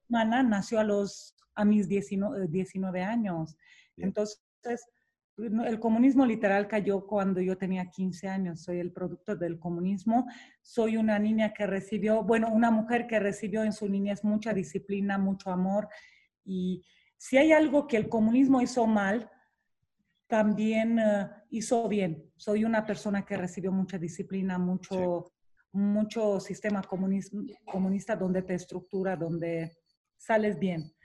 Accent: Romania; now in Mexico; Nací en Rumania, nací en el comunismo, nací en un país con muchas limitaciones

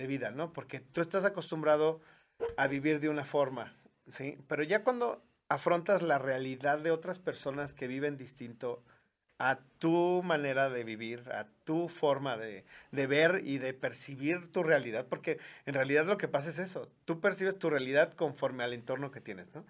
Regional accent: León, Guanajuato, Mexico; yo soy originario de aquí de la ciudad de León

